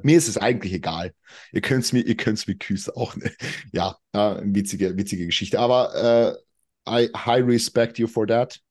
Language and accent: German; Carinthia, Austria; moved away as an adult; now in Vienna, Austria; ich komme ja eigentlich aus dem Süden von Österreich. Da redet man ja nochmal anders. Wie gesagt, ich bin 2019 nach Wien gezogen, ich komme ja eigentlich von ganz unten